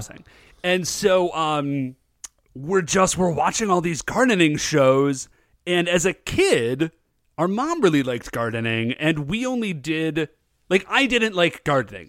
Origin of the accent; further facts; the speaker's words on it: United States; I'm an American, chuckleheads. I was weaned on Coca-Cola